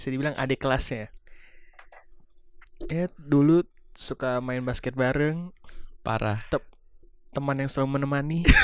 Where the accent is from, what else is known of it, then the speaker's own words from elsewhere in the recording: Depok, West Java, Indonesia; also born or lived in Jakarta; gue lahir di Jakarta Timur. Yeah dan tumbuh besar di Depok